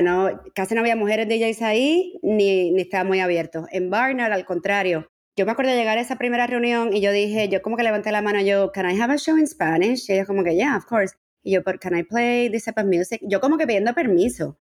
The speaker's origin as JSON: {"language": "Spanish", "town": "San Juan", "country": "Puerto Rico", "tie": "born or raised there", "also_born_or_lived": "Barcelona, Spain / New York, United States / Miami, United States", "moved": "as an adult", "lives_now": "Madrid, Spain", "said": "me crié en San Juan. Yo nací en Barcelona"}